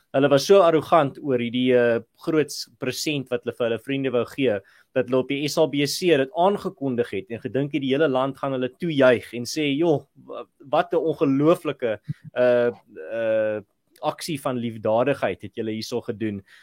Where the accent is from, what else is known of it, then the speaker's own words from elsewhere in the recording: Malmesbury, Western Cape, South Africa; moved away; ek het mos daar in Mamesbury groot geword daar in die Swartland